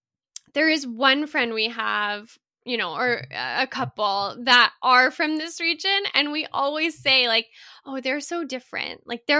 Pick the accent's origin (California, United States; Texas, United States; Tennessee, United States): Texas, United States; born there; also born or lived in Colorado; I was born in Texas and then I lived in Colorado.